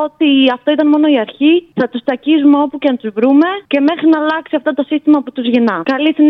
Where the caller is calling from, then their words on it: Heraklion, Crete, Greece; είμαι από το Ηράκλειο τη Κρήτη.